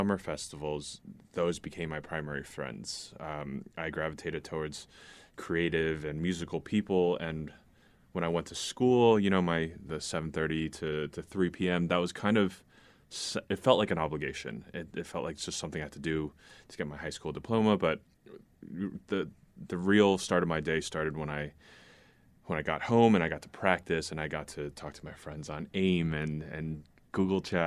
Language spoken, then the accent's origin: English; New Jersey, United States; moved away as an adult; also born or lived in New York City / Fort Lee, New Jersey / Tenafly, New Jersey / Los Angeles; now in Indianapolis, United States; So I was born in New York City, and the first 2 years of my life, I grew up in Washington Heights, but I have to be honest. My parents did move out to North Jersey